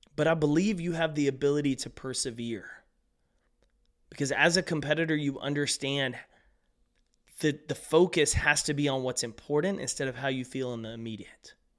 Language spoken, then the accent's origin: English; East Texas, United States; Where I grew up in East Texas